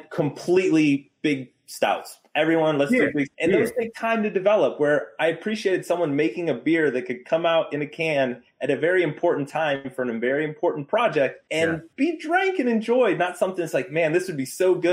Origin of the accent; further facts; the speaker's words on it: the South, United States; I grew up in the South